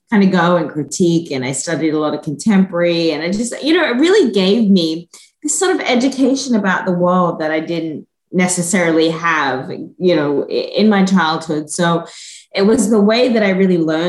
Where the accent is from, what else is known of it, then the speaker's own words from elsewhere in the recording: Gordonvale, Queensland, Australia; moved away as an adult; also born or lived in Hunter Valley, New South Wales / Sydney, Australia; now in South Carolina, United States; So, yeah, I was born in North Queensland. Both my parents are from a small town just outside of there. So most of my childhood was spent at a little place called Gordonvale, just outside of Cairns.